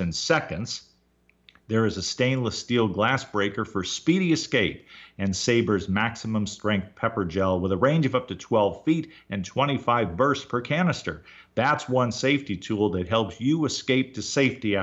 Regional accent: Baltimore, Maryland, United States; my home state of Maryland. Born in Baltimore

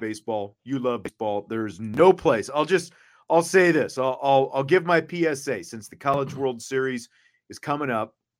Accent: Salina, Kansas, United States; my hometown Salina is about is a little more than an hour north of Wichita.

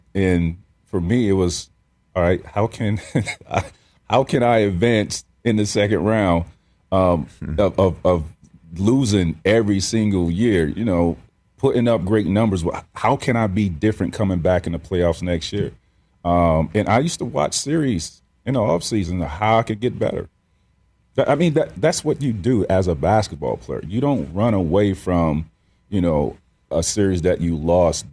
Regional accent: Central Florida, United States; I grew up in Central Florida

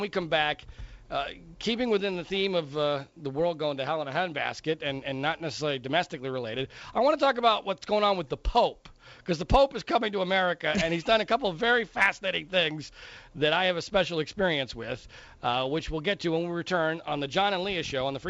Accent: Heidelberg, Baden-Württemberg, Germany; born there; I was born in Heidelberg, although it was because my father was in the U.S. military at the time, so I was born on the military base there in Heidelberg.

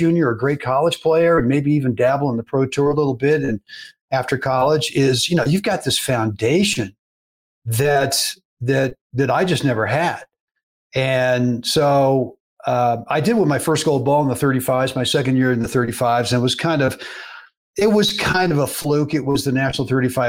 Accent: Berkeley, California, United States; as a kid growing up in Berkeley, California

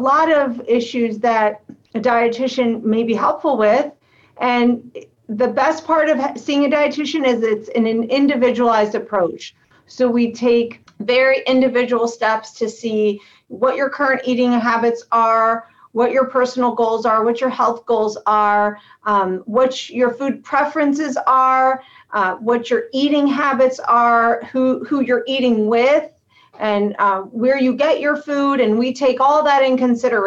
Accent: Akron, Ohio, United States; moved away as an adult; now in Cleveland, United States; I am from Akron, Ohio, and I went to school at the University of Akron

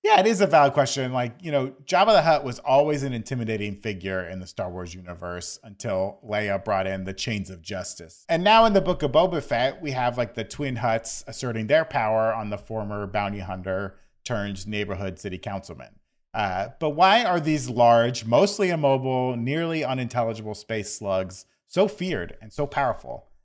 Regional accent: Florida, United States; growing up in Florida

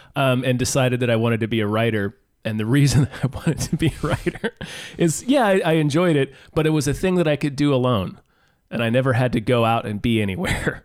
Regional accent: Kansas, United States; also born or lived in Virginia; I moved from Virginia to Kansas

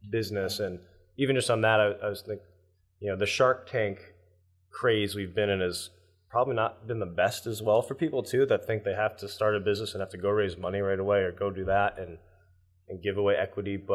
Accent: Northeast, United States; Growing up in the Northeast, I'd say it's stronger here than especially California.

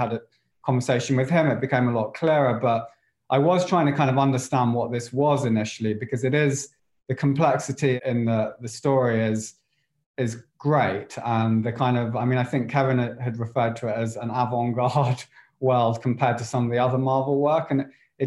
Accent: England, United Kingdom; I'm English. I wasn't really exposed to all the American shows

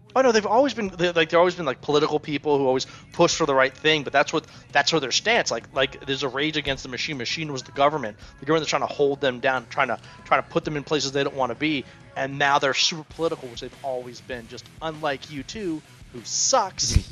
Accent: Germantown, United States; I grew up in Germantown

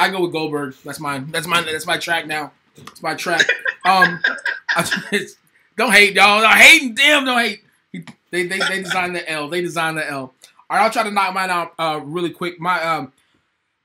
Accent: West Texas, United States; growing up in West Texas

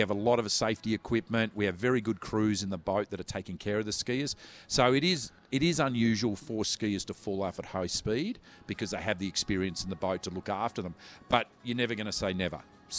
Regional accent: Gold Coast, Queensland, Australia; I'm from the Gold Coast

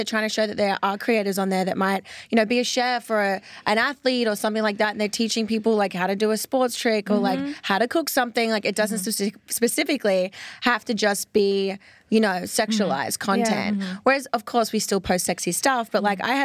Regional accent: Sydney, New South Wales, Australia; accent: Australian; moved away as an adult; now in Los Angeles, United States; I'm originally from Sydney, Australia

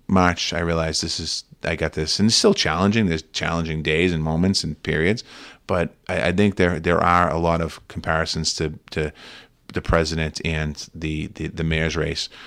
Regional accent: Boston, Massachusetts, United States; Growing up in Boston

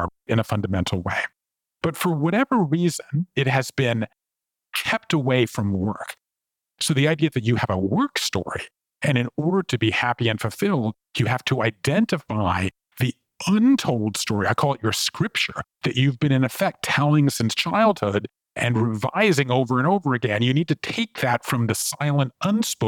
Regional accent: Savannah, Georgia, United States; moved away as an adult; also born or lived in Japan; I grew up in Savannah, Georgia, and I left there and went to college and moved to Japan in the mid-1980s.

